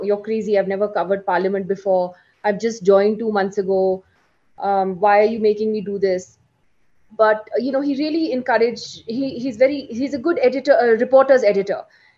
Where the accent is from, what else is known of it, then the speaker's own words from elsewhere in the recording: London, United Kingdom; also born or lived in Delhi / Kashmir / New York; now in India; So I'm from Kashmir. I was born in Delhi though. I spent my childhood basically in England and in the US, in London and New York, which is where I grew up. And we moved back to India